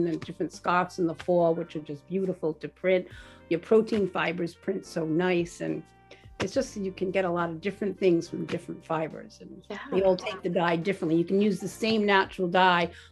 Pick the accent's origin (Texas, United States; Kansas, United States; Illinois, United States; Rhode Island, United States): Rhode Island, United States; also born or lived in Warwick, Rhode Island / North Kingstown, Rhode Island / Wickford, Rhode Island / Greene, Rhode Island; We've always lived in Rhode Island. I grew up in Rhode Island. I was born in Warwick, and then we moved to North Kingstown for a while